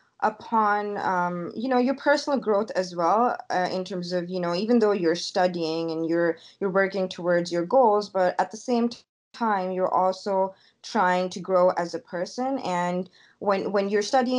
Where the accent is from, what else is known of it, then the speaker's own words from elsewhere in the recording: Lahore, Punjab, Pakistan; moved away as an adult; now in Ontario, Canada; when I was growing up in Lahore, I went to international school